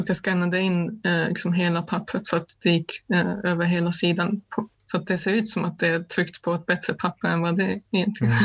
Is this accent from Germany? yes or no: yes; Germany; moved away; mitt hemland Östtyskland